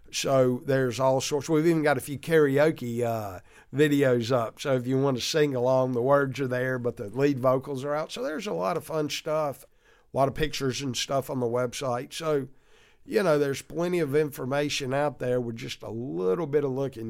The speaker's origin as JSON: {"language": "English", "region": "Mississippi", "country": "United States", "tie": "born or raised there", "said": "our whole wife's growing up in Mississippi"}